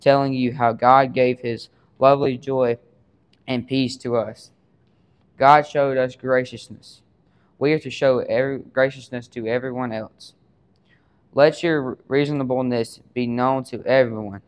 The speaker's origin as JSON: {"language": "English", "town": "Water Valley", "region": "Mississippi", "country": "United States", "said": "I am from Water Valley, Mississippi."}